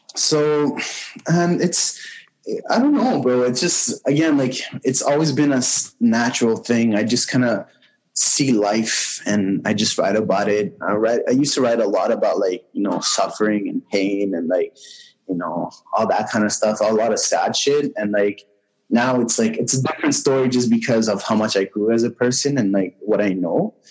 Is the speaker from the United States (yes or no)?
no; Montreal, Quebec, Canada; I grew up in Montreal, born and raised.